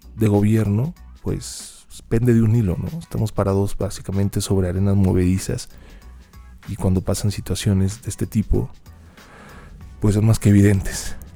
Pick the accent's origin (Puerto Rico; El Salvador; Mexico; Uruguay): Mexico; nuestra realidad como mexicanos